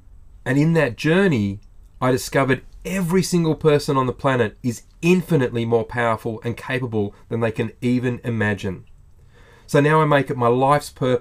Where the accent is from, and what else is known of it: Australia